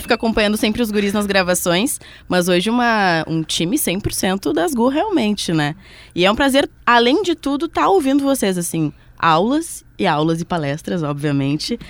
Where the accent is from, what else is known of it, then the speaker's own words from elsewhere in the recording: Pelotas, Rio Grande do Sul, Brazil; eu sou pelotense, então fiz a faculdade na UFPEL